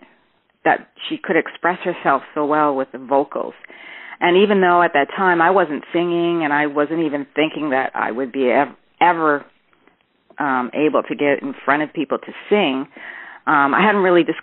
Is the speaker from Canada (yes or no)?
yes; Toronto, Ontario, Canada; I'm from Toronto, born in Toronto